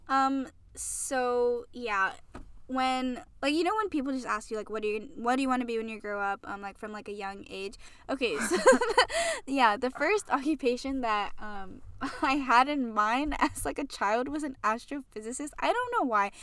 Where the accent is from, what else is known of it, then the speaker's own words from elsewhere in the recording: Hawaii, United States; moved away as an adult; I'm from Hawaii, and, um, I moved out here out here to school